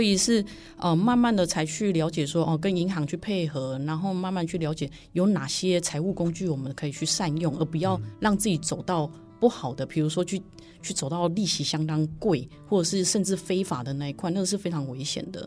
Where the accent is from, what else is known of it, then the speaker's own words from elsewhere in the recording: Taiwan; also born or lived in Germany; 我们来自于台湾